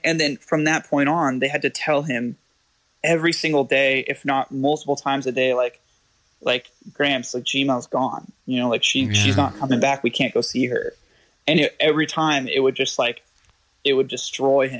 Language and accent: English; California, United States; I'm from California